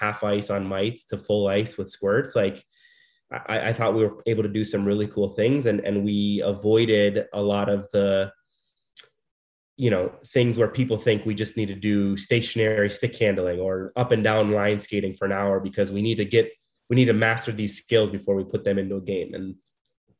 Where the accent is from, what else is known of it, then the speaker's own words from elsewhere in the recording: Scottsdale, Arizona, United States; I am born and raised in Scottsdale, Arizona.